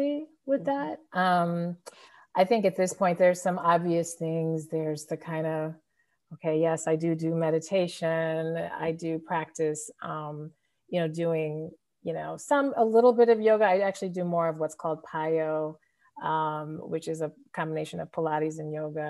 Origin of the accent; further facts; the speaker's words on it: Denver, Colorado, United States; now in Chicago, United States; I was born and raised in Denver, Colorado, but I do not live there now. I'm actually based in the Chicago area